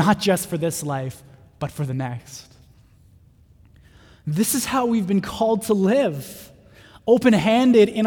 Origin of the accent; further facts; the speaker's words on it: North Vancouver, British Columbia, Canada; I grew up in North